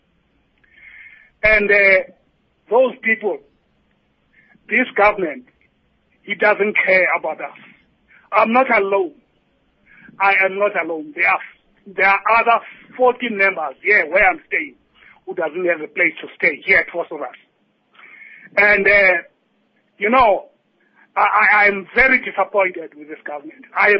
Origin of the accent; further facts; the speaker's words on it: Sophiatown, Gauteng, South Africa; born there; I worked for Johannesburg Municipality for 15 years. I was born in Sophiatown.